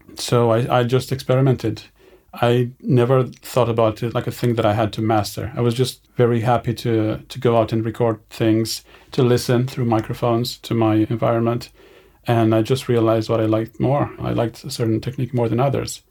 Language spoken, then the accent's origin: English; Romania; moved away as an adult; also born or lived in Edinburgh, Scotland; I grew up in Romania, in a small village in the northeastern part of the country.